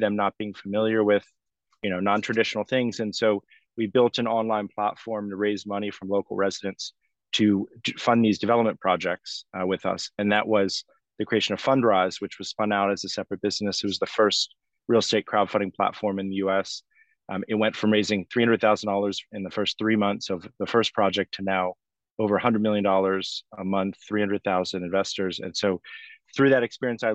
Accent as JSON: {"language": "English", "town": "Washington", "region": "District of Columbia", "country": "United States", "tie": "born or raised there", "said": "I grew up in Washington, D.C."}